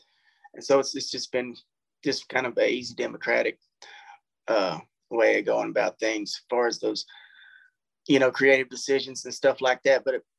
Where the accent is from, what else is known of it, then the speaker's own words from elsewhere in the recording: Natchez, Mississippi, United States; It's like, oh, really? I'm from Natchez, man. You got to pop daylight back there.